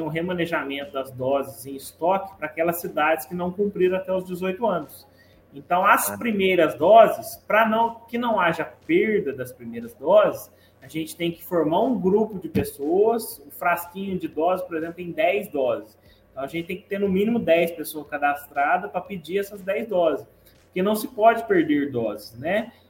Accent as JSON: {"language": "Portuguese", "town": "Guaranésia", "region": "Minas Gerais", "country": "Brazil", "tie": "born or raised there", "said": "ser filho e membro dessa terra"}